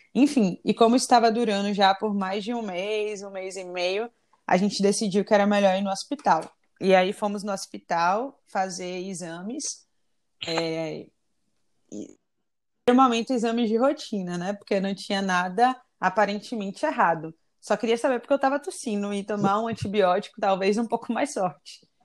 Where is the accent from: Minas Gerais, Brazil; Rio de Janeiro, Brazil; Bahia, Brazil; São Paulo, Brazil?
Bahia, Brazil; Salvador; moved away; also born or lived in United States; sou daqui de Salvador